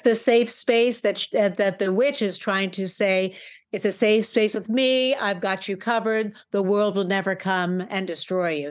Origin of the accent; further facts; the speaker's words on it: New York, United States; I grew up in New York.